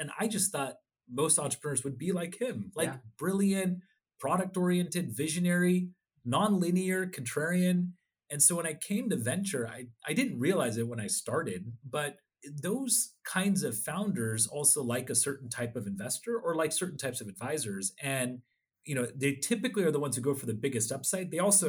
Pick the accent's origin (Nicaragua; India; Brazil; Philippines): India; Odisha; I was from Orissa and I speak Oriya fluently. And I come from a family of people that were very proud of being journalists and social workers in Orissa, but I was also an Indian.